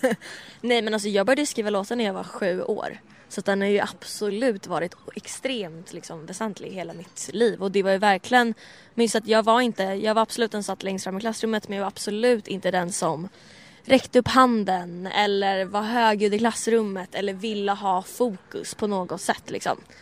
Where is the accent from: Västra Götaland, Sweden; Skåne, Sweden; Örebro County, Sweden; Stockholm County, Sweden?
Stockholm County, Sweden; Stockholm; växa upp liksom i Bromma där jag växte upp